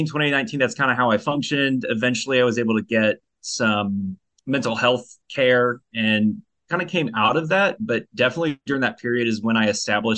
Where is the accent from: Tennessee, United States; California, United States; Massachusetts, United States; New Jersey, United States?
California, United States; now in Richmond, United States; So I'm originally from California. That's where I was born and raised. I live in Richmond, Virginia now.